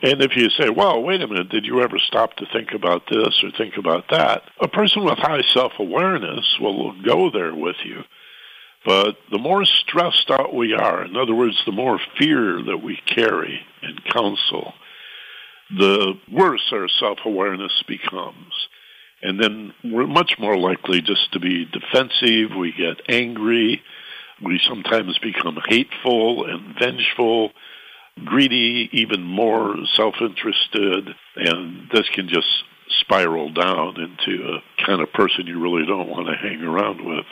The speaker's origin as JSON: {"language": "English", "region": "southwestern Michigan", "country": "United States", "also_born_or_lived": "Lansing, Michigan / Detroit, Michigan", "moved": "as an adult", "lives_now": "Los Angeles, United States", "said": "I'm from a small town in southwestern Michigan, about 6,000 people surrounded by fruit orchards and farms"}